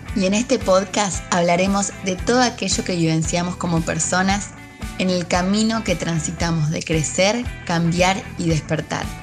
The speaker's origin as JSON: {"language": "Spanish", "country": "Argentina", "said": "acá en Argentina, de donde soy"}